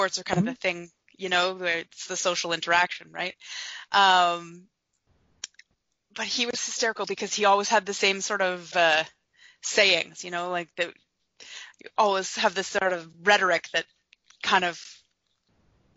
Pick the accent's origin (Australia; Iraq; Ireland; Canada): Canada; Ottawa Valley, Ontario; I grew up in the Ottawa Valley in the middle of nowhere.